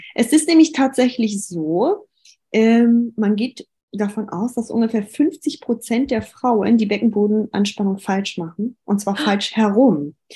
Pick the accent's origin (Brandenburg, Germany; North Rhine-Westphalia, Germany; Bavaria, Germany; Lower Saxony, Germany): North Rhine-Westphalia, Germany; Düsseldorf; Ich komme aus Düsseldorf